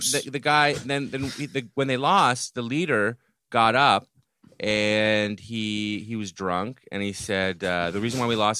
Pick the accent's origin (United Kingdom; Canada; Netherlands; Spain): Canada; Ottawa, Ontario; No, I'm from Ottawa. Ottawa is the capital of Canada.